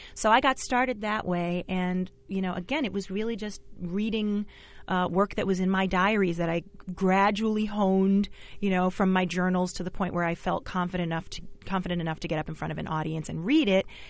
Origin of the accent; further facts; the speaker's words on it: New York City, New York, United States; also born or lived in Bayside, Queens; I grew up in Flushing and Jamaica